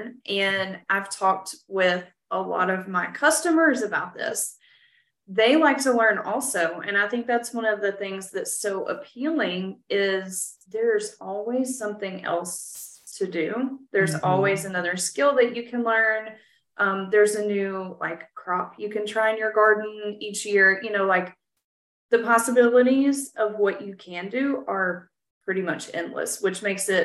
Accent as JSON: {"language": "English", "region": "West Tennessee", "country": "United States", "moved": "as an adult", "lives_now": "Texas, United States", "said": "I'm originally from West Tennessee and mm-hmm. we moved to Texas 2 years ago."}